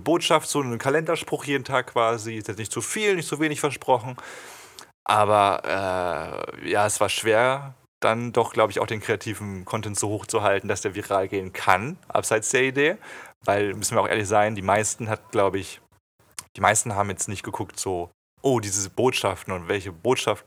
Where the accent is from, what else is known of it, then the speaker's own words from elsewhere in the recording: Bühlertal, Baden-Württemberg, Germany; also born or lived in Stralsund; ich bin an Baden-Baden in der Nähe da aufgewachsen, in Bühlertal. Komme eigentlich ursprünglich aus dem Osten, aus Stralsund. Da bin ich geboren zumindest